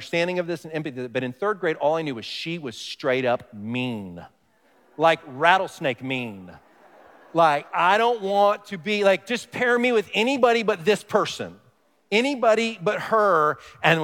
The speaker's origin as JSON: {"language": "English", "town": "Dallas", "region": "Texas", "country": "United States", "tie": "born or raised there", "moved": "yes", "said": "I grew up in Texas, I say y'all, I say fixin' to, these kinds of things, but maybe the most stereotypical thing, now, I grew up in a big city, Dallas, Fort Worth"}